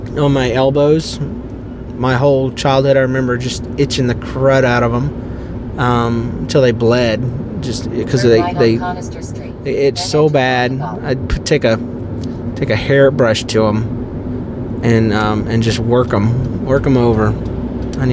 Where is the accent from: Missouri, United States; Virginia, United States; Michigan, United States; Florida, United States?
Florida, United States; Fernandina Beach area; also born or lived in Jacksonville, Florida; We moved from Jacksonville to a plot of land in Florida on 3.5 acres